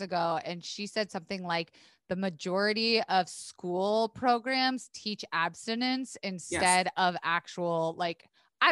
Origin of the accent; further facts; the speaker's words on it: Florida, United States; I went to school in the South. I grew up in Florida